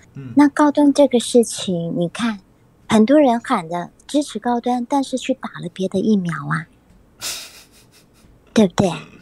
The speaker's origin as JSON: {"language": "Chinese", "country": "Taiwan", "said": "对，就是我们台湾人，就是他们博感情啊，博感情，不是都是用这一套吗？"}